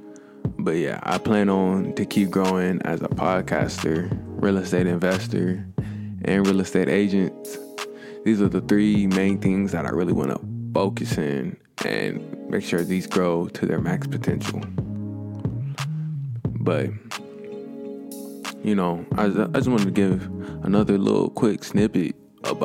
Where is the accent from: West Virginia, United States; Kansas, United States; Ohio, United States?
Ohio, United States; Pickerington; also born or lived in Coshocton, Ohio; me and my family moved to a place outside of Columbus. It was a little place called Pickerington, Ohio. Growing up in Pickerington